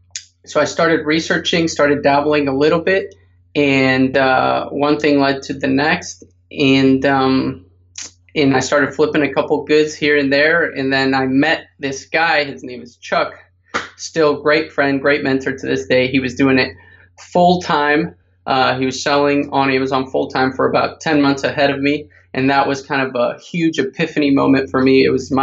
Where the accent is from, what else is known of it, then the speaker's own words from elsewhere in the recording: Paraguay; English is a second language; moved away as an adult; now in United States; And a fact about me that people don't know, most people don't know, I'm from Paraguay originally, came to the States when I was 18, never had a job right out of college, started e-commerce